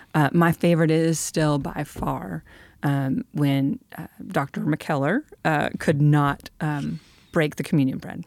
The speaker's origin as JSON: {"language": "English", "region": "Michigan", "country": "United States", "moved": "yes", "said": "I'm from Michigan"}